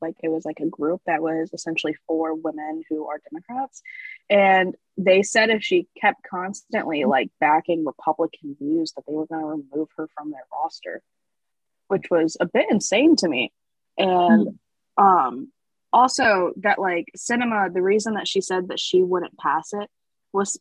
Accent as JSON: {"language": "English", "region": "North Carolina", "country": "United States", "said": "I'm actually from North Carolina"}